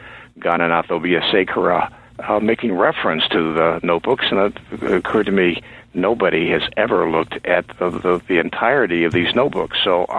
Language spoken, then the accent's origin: English; Indiana, United States; also born or lived in Chicago; now in Maine, United States; I grew up in Indiana. I came to New England to go to college, went back to the Midwest to go to graduate school at Chicago, got a job in the state of Maine, and I've been here ever since.